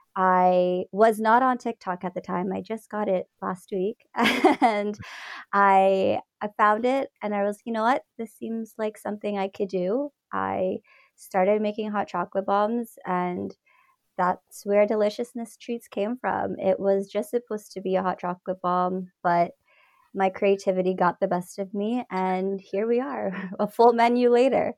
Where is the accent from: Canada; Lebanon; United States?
Canada; Toronto, Ontario; also born or lived in Scarborough / Mississauga; I was born in Scarborough, raised in Ontario, Toronto, Mississauga